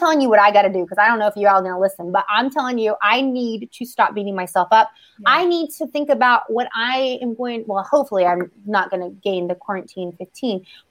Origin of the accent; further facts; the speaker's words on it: Southern California, United States; I'm from Southern California